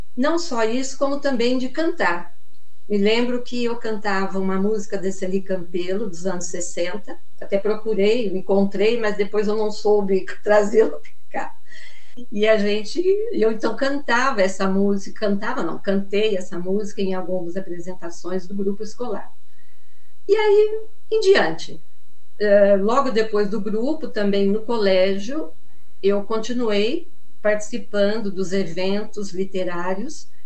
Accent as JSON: {"language": "Portuguese", "town": "Muzambinho", "region": "Minas Gerais", "country": "Brazil", "tie": "born or raised there", "moved": "as an adult", "lives_now": "São Paulo, Brazil", "said": "Eu sou natural de Muzambinho, Minas Gerais, e estou falando de São Paulo, capital, aqui na Vila Romana"}